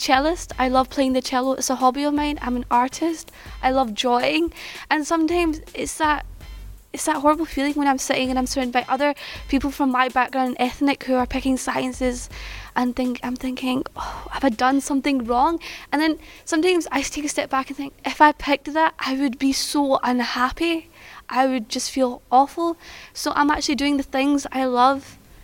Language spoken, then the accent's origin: English; Pakistan; now in United Kingdom; I'm an Asian, I'm Muslim, and I come from Pakistan